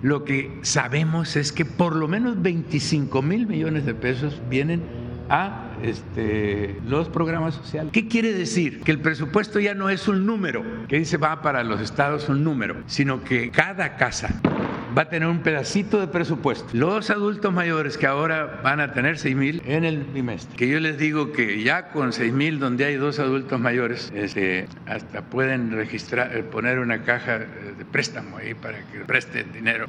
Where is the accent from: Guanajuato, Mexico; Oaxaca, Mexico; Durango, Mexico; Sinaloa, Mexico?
Sinaloa, Mexico; Badiraguato; soy de Bairaguato